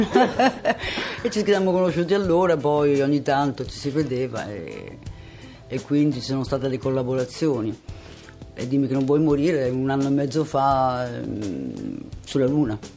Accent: Venice, Veneto, Italy; sono nato a Venezia

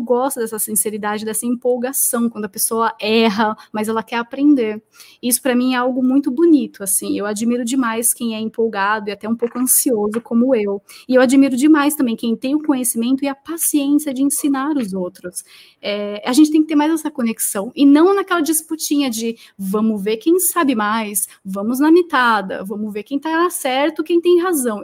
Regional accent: Brazil; eu sou da Zona Leste

